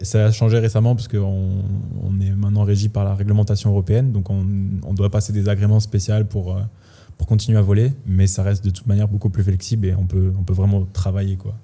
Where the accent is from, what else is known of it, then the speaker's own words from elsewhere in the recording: France; now in Switzerland; moi j'ai déjà investi en France, je suis français